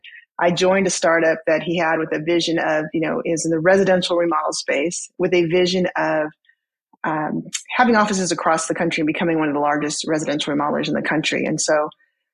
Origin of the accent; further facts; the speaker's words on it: Southern California, United States; I grew up in Southern California